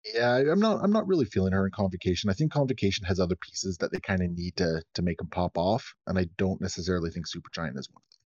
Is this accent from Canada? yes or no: yes; Canada; as a Canadian